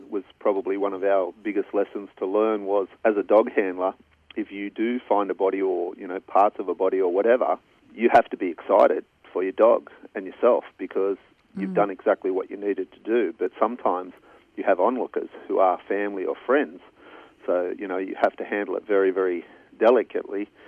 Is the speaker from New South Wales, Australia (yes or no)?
yes; Brighton-le-Sands, New South Wales, Australia; I was raised in Brighton-le-Sands